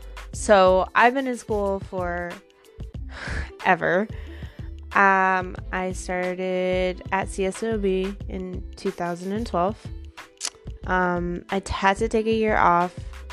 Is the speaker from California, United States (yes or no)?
yes; Long Beach, California, United States; also born or lived in Lakewood, California; I was born in Long Beach Memorial. I grew up in North Long Beach. I was in the Paramount Unified School District from kindergarten to eighth grade.